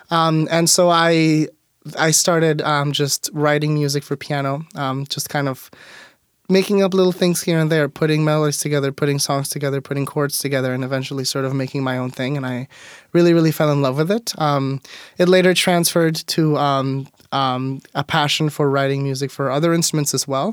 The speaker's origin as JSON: {"language": "English", "country": "Mexico", "tie": "born or raised there", "also_born_or_lived": "Auburn, Washington", "moved": "yes", "lives_now": "Tacoma, United States", "said": "growing up in Mexico, I went to private schools my whole life"}